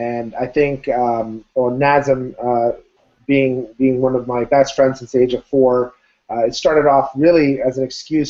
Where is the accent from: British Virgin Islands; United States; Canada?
Canada; Ottawa, Ontario; I'm from Ottawa, Canada